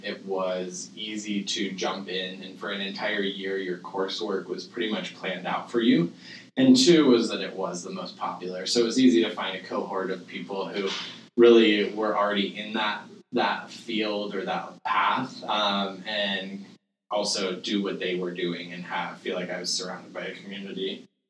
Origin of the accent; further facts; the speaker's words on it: Kansas, United States; now in Seattle, United States; So I grew up in Kansas in a very small town, very, very small.